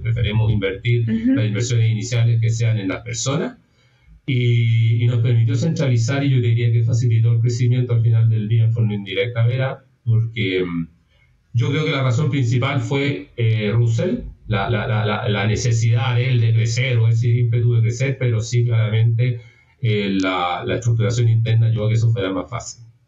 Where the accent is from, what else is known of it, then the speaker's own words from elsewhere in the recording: Chile; primero soy chileno, vivo en Chile